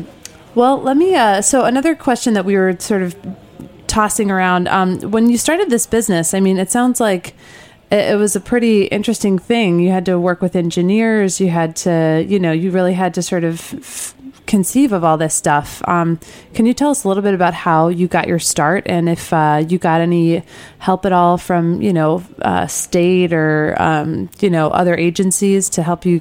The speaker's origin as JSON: {"language": "English", "region": "Midwest", "country": "United States", "tie": "born or raised there", "also_born_or_lived": "Connecticut", "moved": "yes", "said": "I grew up in the Midwest. But when I moved out east and actually spent time on a dairy farm in Connecticut"}